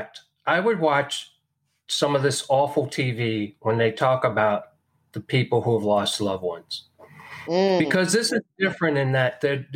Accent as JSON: {"language": "English", "region": "New York", "country": "United States", "moved": "yes", "said": "I'm from New York. I have relatives in New York."}